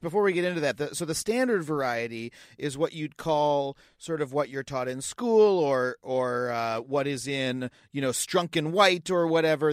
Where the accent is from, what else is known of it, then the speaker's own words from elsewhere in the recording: Long Island, New York, United States; I grew up on Long Island, um, which is, you know, has a, has a pretty thick accent associated with it